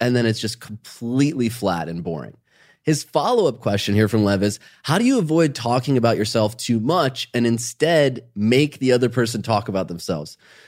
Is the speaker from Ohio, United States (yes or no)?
yes; Ohio, United States; Growing up in Ohio, starting a business, you know, that's boring small talk to most people, but out of that are some commonalities. We're from the Midwest.